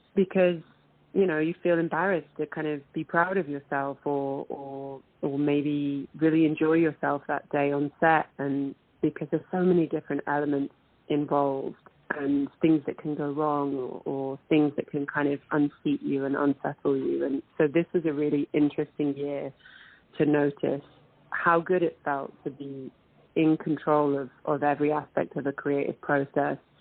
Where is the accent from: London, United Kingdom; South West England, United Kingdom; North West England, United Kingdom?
London, United Kingdom; moved away as an adult; also born or lived in Manchester; now in Toronto, Canada; I was born in Manchester, and but I was uh, raised in London